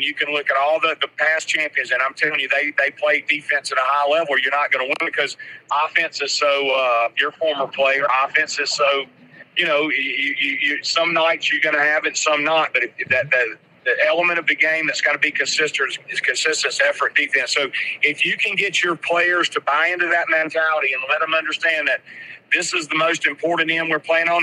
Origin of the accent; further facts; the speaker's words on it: Hattiesburg, Mississippi, United States; I grew up in Hattiesburg as well